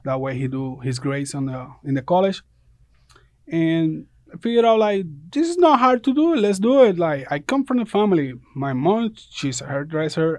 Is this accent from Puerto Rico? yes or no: yes; Puerto Rico; moved away as an adult; now in Statesboro, United States; I come from Puerto Rico. I come, like, five years ago.